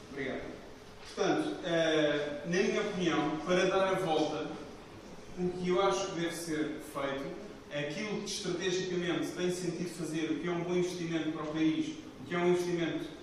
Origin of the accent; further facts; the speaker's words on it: Lisbon, Portugal; pelo sotaque já perceberam sou de Lisboa.